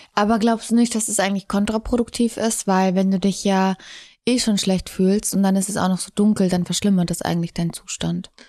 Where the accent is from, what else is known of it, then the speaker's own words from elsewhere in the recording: Munich, Bavaria, Germany; München ist meine Heimat. Ich habe da meine Eltern